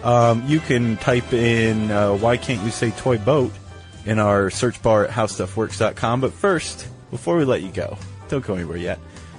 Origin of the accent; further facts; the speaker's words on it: Ohio, United States; I'm from Ohio